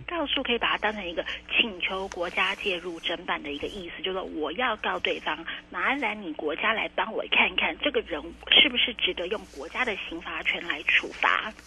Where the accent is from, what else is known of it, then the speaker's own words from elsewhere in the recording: Taiwan; 我们台湾人真的是心地善良